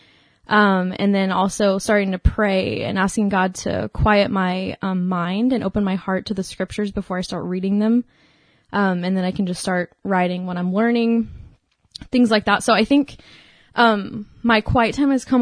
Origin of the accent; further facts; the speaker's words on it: Dallas, Texas, United States; moved away as an adult; now in Stephenville, United States; I'm from Dallas